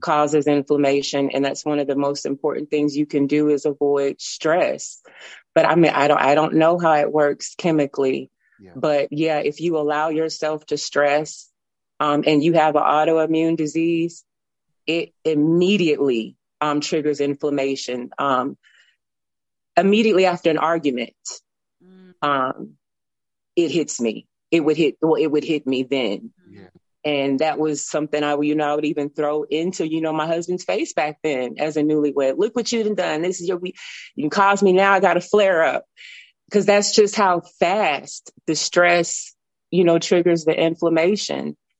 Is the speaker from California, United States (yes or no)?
no; Tennessee, United States; moved away as an adult; now in Alabama, United States; I'm from Tennessee. I moved to Alabama back in 2005